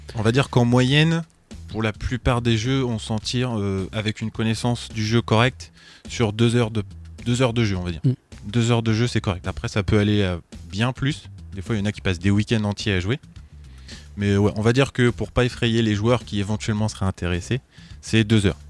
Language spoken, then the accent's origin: French; Troyes, Grand Est, France; je suis né à Troyes